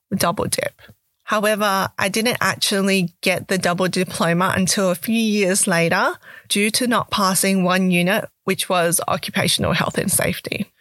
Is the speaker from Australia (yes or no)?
yes; Perth, Western Australia, Australia; also born or lived in Canberra / Malaysia (ancestry); I was born in Canberra and moved to Perth, Western Australia at the age of five years old